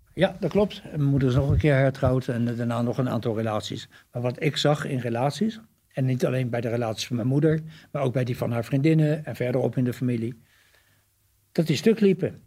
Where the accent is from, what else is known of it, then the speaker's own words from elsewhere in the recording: The Hague, South Holland, Netherlands; de eerste vier jaar van mijn leven heb ik op, ben ik opgegroeid in de Haagse Schilderswijk.